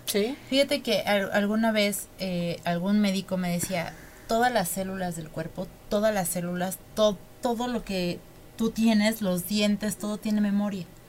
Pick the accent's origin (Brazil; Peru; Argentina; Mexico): Mexico